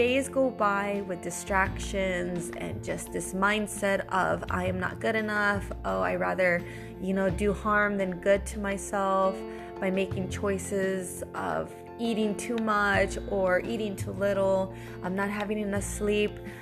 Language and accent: English; United States; moved away as an adult; now in Italy; I am American with a Latina background